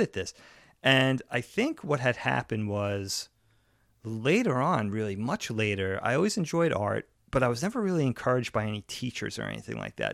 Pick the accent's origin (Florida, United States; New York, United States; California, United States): New York, United States; Long Island; growing up on Long Island, high school was nine, ten, eleven, twelve